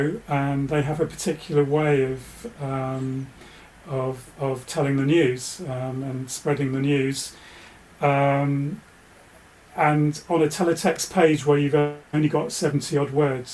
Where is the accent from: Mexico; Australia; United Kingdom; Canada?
United Kingdom; Bedfordshire, East of England; now in West Country, United Kingdom; I grew up in Bedfordshire. So, used to watch Anglia then